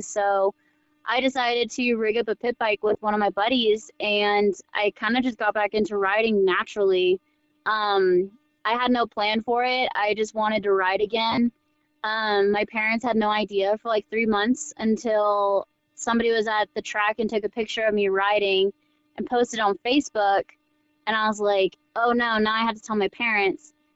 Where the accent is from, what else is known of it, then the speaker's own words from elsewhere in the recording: Southern California, United States; I grew up in Southern California, where, you know, that's the action sport capital of the entire world